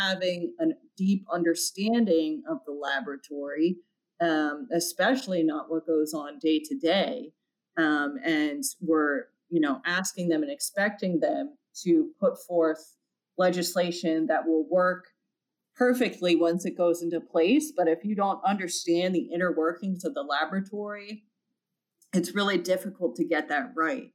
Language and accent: English; Philadelphia, Pennsylvania, United States; Philadelphia, my hometown